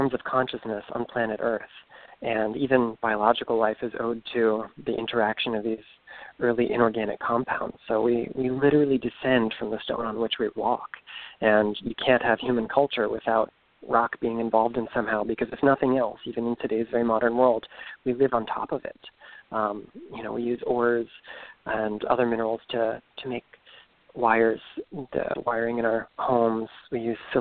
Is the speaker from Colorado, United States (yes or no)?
no; Stuart, Florida, United States; now in Orlando, United States; I'm originally from Southeast Florida, a little town called Stewart on the Treasure Coast